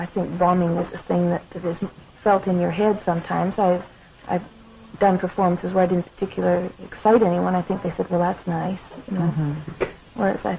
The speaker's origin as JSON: {"language": "English", "region": "Saskatchewan", "country": "Canada", "tie": "born or raised there", "moved": "as an adult", "lives_now": "Detroit, United States"}